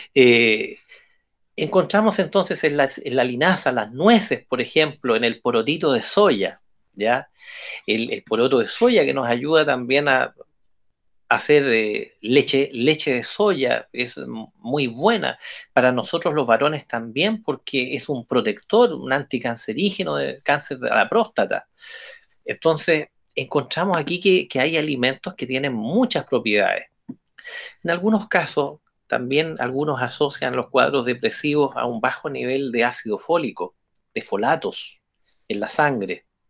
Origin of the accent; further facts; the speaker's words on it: Chile; como buenos chilenos y chilenas